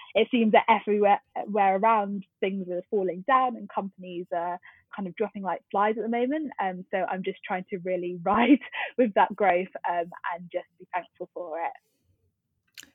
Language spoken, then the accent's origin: English; Twickenham, London, United Kingdom; I grew up in Twickenham, um, which is in southwest London